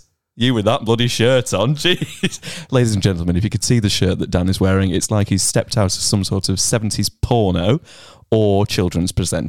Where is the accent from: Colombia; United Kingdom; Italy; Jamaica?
United Kingdom; Warrington, North West England; now in Australia; I was born in Warrington in the UK